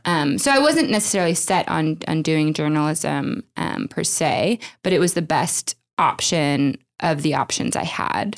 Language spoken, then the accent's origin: English; Oklahoma, United States; I grew up in Oklahoma